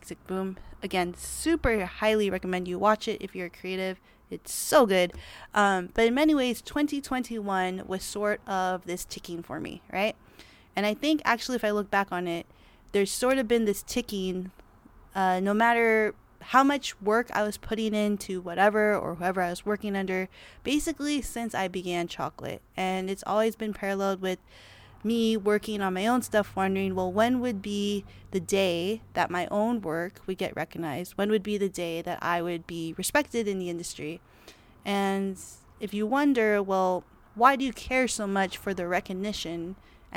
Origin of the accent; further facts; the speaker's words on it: Los Angeles, California, United States; I was born in Los Angeles, California